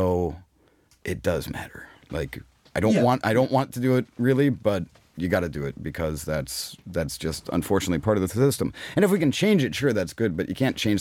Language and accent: English; Pittsburgh, Pennsylvania, United States; I'm from Pittsburgh